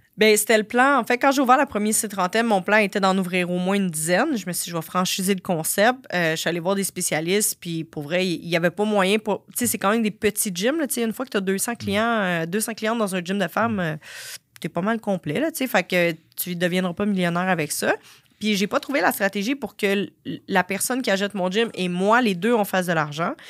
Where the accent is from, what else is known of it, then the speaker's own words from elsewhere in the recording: Sorel, Quebec, Canada; je viens de Sorel quand même, là, c'est, mhm. pas Montréal